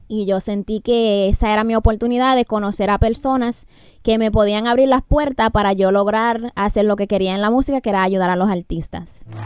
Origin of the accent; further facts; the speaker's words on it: Massachusetts, United States; Yo crecí en Massachusetts